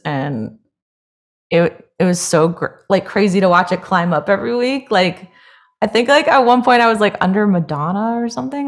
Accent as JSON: {"language": "English", "region": "Hawaii", "country": "United States", "tie": "born or raised there", "moved": "yes", "lives_now": "Los Angeles, United States", "said": "I grew up in Hawaii"}